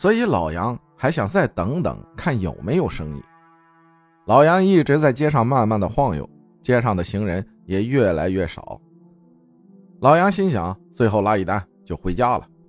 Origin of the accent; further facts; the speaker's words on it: Sichuan, China; 我老家是四川的一个小县城，大概是九十年代初的时候吧。